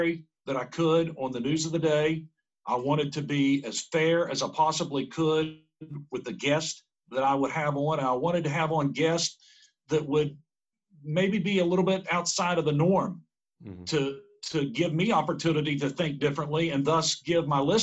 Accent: Glenville, West Virginia, United States; now in Huntington, United States; growing up in Central West Virginia

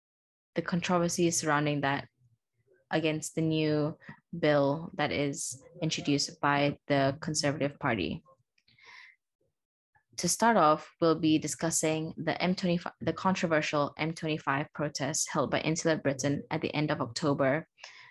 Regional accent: Malaysia; I'm from Malaysia

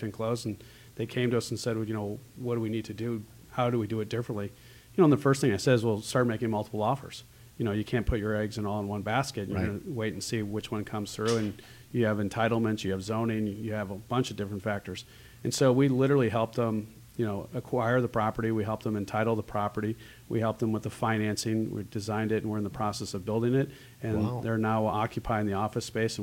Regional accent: Winnetka, Illinois, United States; I grew up on the North Shore. I grew up in Winnetka.

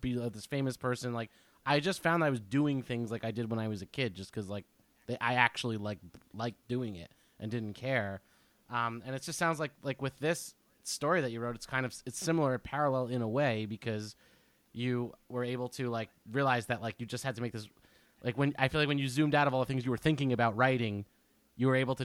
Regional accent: Keyport, New Jersey, United States; I was alone for 3 months in an apartment in Keyport, New Jersey.

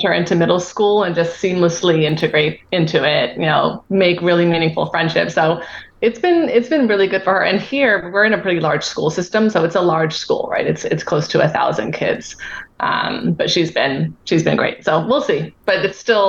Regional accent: Southern California, United States; moved away as an adult; also born or lived in United Kingdom; now in Boston, United States; I grew up in Southern California.

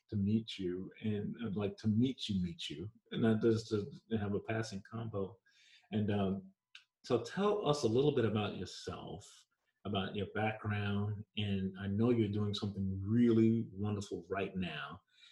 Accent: New York, United States; accent: New York; also born or lived in Jamaica; My New York accent is hard

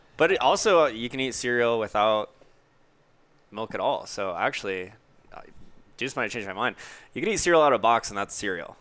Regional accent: Orlando, Florida, United States; growing up in Orlando

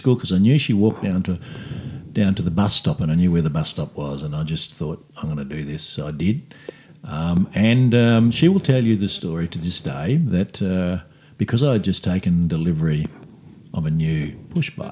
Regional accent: Australia; I'm first generation Aussie

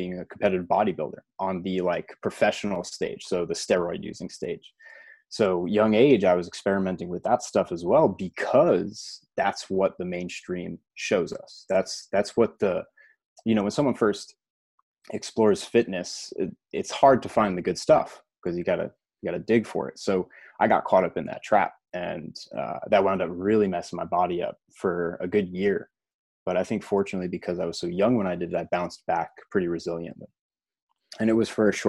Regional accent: United States; I grew up right outside New York City

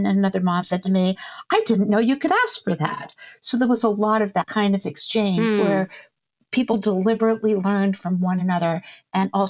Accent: Boston, Massachusetts, United States; I moved back here. My family lives in Boston. I'm from the Boston area

